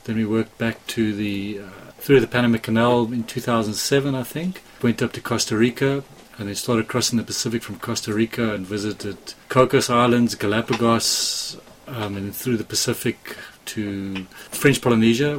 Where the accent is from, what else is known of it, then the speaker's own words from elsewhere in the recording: South Africa; moved away as an adult; now in United States; I grew up inland in South Africa, never sailed at all as a child